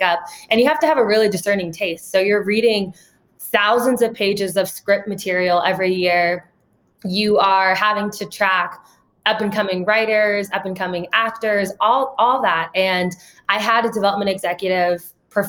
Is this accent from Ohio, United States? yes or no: yes; Ohio, United States; I grew up in Ohio